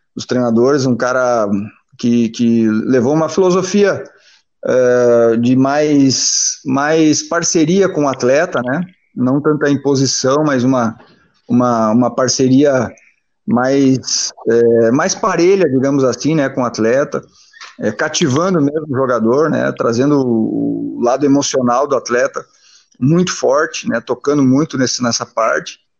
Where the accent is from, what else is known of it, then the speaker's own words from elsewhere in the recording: Machadinho, Rio Grande do Sul, Brazil; Eu nasci em Machadinho, né? Interior do Rio Grande do Sul